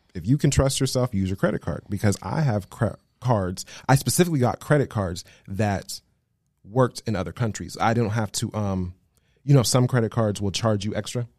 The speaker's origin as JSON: {"language": "English", "town": "Las Vegas", "region": "Nevada", "country": "United States", "tie": "born or raised there", "moved": "as an adult", "lives_now": "Los Angeles, United States", "said": "I was born and raised in Las Vegas, Nevada. I live now in Los Angeles."}